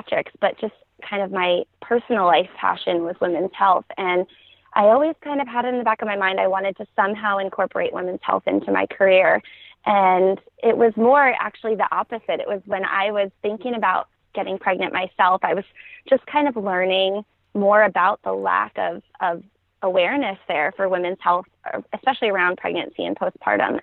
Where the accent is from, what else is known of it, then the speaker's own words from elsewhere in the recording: New York, United States; moved away as an adult; now in Atlanta, United States; we're originally from New York, but we've been here in the Atlanta area for about 4 years now.